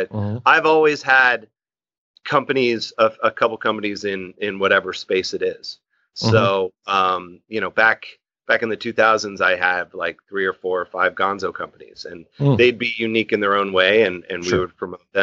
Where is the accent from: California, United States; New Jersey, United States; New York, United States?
California, United States; Newbury Park; also born or lived in Hollywood, California / Flagstaff, Arizona; I'm born and raised in Southern California, born in Hollywood. I grew up in Newbury Park, California, up in Ventura County